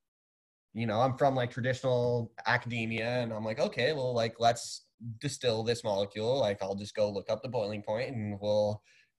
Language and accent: English; Crestview, Colorado, United States; I grew up in a really small ski town in Colorado, called Crestview, Colorado